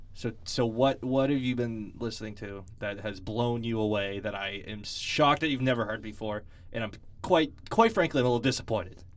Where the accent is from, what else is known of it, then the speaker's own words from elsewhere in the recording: New England, United States; we're from New England and we're big Patriots fans